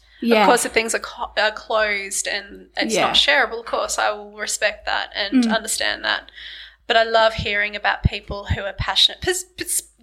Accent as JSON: {"language": "English", "town": "Launceston", "region": "Tasmania", "country": "Australia", "tie": "born or raised there", "said": "I grew up in Launceston"}